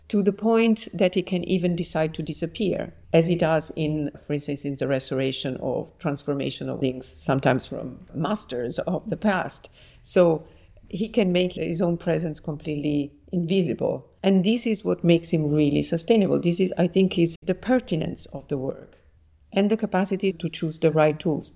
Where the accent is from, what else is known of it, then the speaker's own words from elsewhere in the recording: Naples, Campania, Italy; moved away; I was born in Naples and I grew up there and I studied architecture there